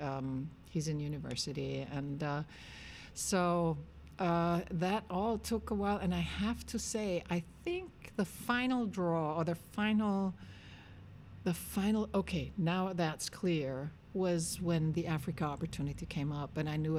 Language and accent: English; Vienna, Austria; I'm born and raised in Austria, and I've lived most of my life in Vienna